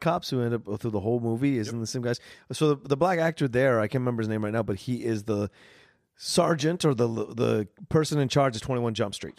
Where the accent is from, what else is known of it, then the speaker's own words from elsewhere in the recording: Virginia, United States; growing up in Virginia